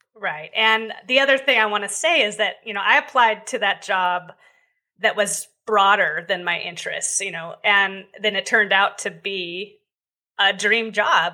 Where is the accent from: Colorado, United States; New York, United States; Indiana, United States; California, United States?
California, United States; Southern; I grew up in Southern California